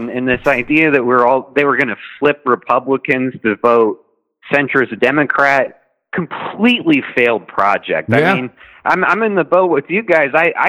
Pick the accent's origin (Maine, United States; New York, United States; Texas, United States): Texas, United States; I'm from Texas